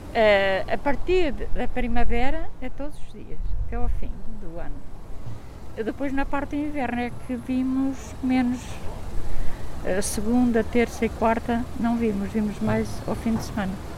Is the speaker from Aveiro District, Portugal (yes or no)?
no; Famalicão da Serra, Guarda, Portugal; moved away as an adult; also born or lived in Seixo Amarelo; now in Caldas da Rainha, Portugal; Fui para a escola, eh, em Famalicão da Serra